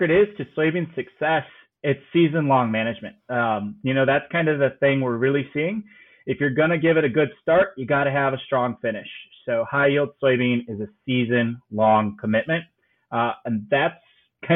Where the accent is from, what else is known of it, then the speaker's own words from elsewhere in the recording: Northern Illinois, United States; I'm from Northern Illinois